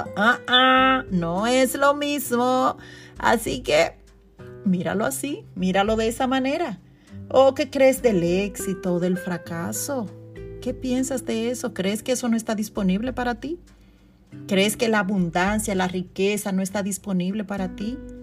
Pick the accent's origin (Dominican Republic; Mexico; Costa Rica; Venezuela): Dominican Republic; Constanza, La Vega; now in New York, United States; mi ciudad natal, Constanza